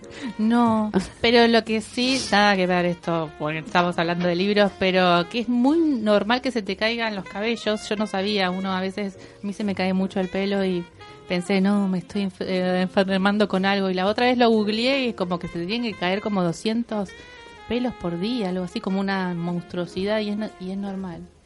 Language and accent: Spanish; Bahía Blanca, Buenos Aires Province, Argentina; yo soy de Bahía Blanca